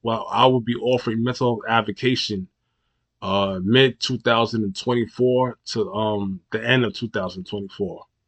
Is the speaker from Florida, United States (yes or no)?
no; New York, United States; my hometown new york